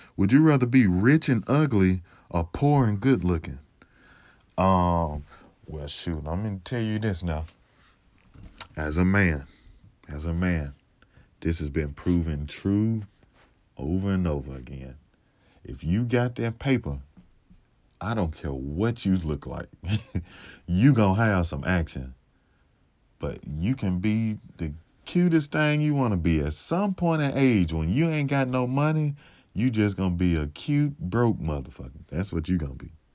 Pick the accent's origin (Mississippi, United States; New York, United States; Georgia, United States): Mississippi, United States; accent: Mississippi; also born or lived in California; I got this, you know, real Mississippi accent